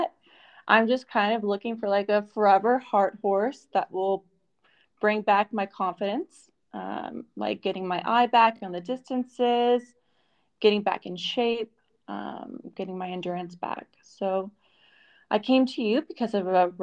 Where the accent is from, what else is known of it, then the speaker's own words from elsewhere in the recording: Florida, United States; also born or lived in New York; now in Italy; I am originally from Florida, and I moved to New York